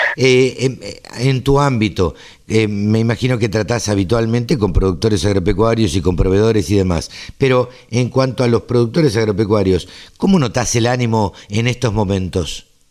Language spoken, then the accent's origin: Spanish; Maipú, Buenos Aires Province, Argentina; yo soy oriundo de Maipú este, y el campo de la familia tampoco puede parar